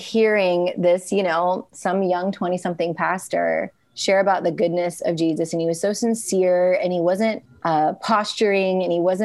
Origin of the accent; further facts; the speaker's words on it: United States; also born or lived in India; now in Seattle, United States; I was adopted from India just shy of my 2nd birthday and grew up in a very rural area